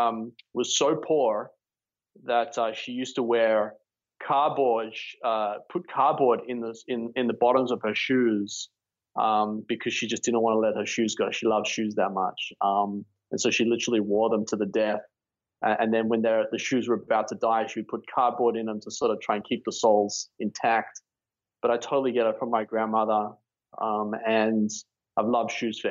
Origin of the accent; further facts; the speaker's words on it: Sydney, New South Wales, Australia; moved away as an adult; also born or lived in Melbourne; I was born and raised in Sydney, Bondi Beach, or North Bondi.